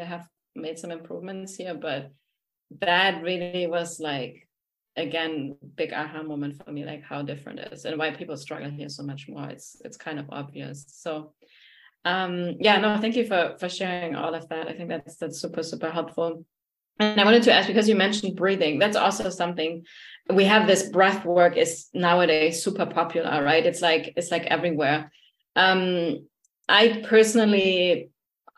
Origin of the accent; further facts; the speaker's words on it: Germany; now in United States; so I live in the US, right? And I grew up in Germany.